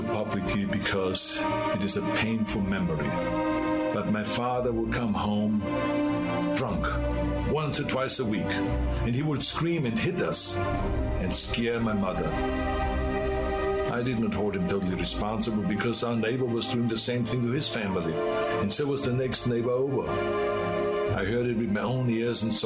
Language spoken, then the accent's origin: English; Austria; now in United States; I grew up in Austria